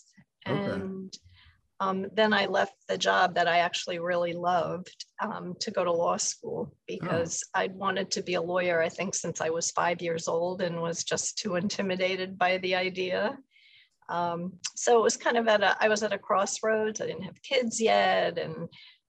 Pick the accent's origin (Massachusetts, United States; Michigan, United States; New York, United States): New York, United States; New York City; Born and raised Upper East Side of New York.